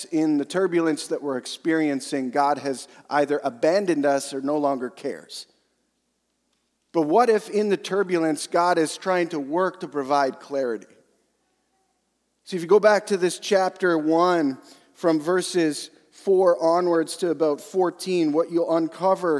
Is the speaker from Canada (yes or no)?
yes; Western Canada, Canada; I'm from Western Canada.